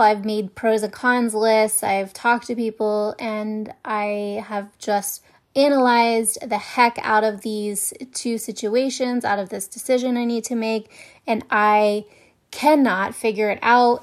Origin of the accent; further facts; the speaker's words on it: Ohio, United States; moved away; I was raised in Ohio and there's a lot of snow in the winter